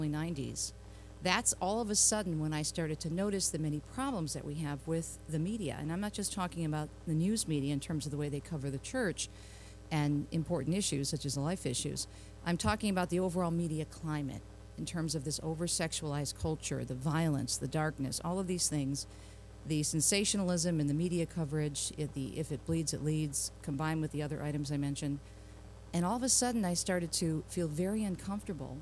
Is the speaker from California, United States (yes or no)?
no; Detroit, Michigan, United States; my hometown of Detroit